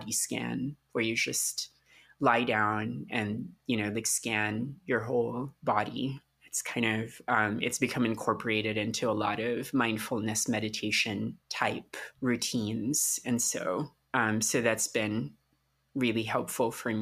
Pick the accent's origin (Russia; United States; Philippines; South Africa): Philippines; moved away; I grew up in the Philippines during the Marcos dictatorship